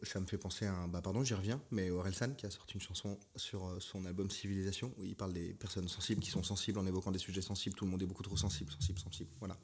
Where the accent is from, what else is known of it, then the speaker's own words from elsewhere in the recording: Paris, Île-de-France, France; Moi-même qui suis euh, parisien, né et tout